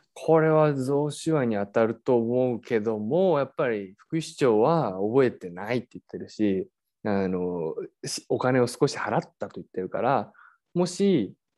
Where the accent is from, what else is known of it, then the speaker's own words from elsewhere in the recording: Yokohama, Kanagawa, Japan; 横浜、まあ、あの、僕の出身でもある